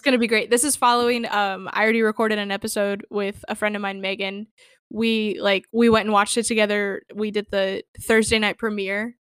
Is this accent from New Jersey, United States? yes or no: no; Ohio, United States; I grew up in Ohio